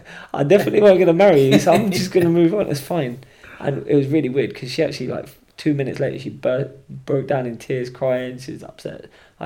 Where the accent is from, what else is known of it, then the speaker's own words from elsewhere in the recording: Scotland, United Kingdom; Oh, I'm from Scotland, you know, and just come down for the weekend with my mates and that.